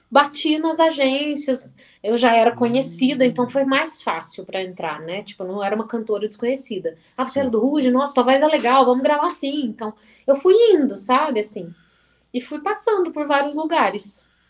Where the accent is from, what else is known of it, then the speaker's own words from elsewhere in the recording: Varginha, Minas Gerais, Brazil; moved away; ter saído de Varginha